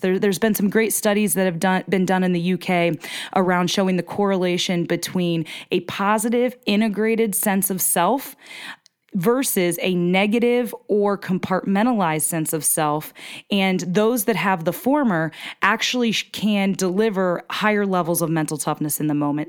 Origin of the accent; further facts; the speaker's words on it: small town in northeastern Pennsylvania, United States; moved away; I'm from Pennsylvania, so I'm from the Keystone State, from a small town in northeastern P